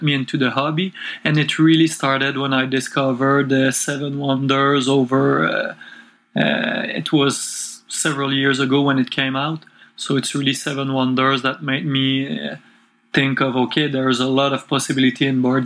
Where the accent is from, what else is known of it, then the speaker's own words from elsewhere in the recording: Quebec City, Quebec, Canada; English is a second language; I'm from Quebec City, which is close to Montreal, and I was born here and grew up here all my life, and still living here.